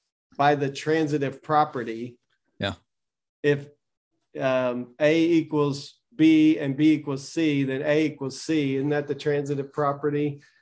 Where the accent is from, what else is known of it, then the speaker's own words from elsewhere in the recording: Southern United States, United States; I need my Southern Baptist accent or something, like, because I'm from the South. I grew up.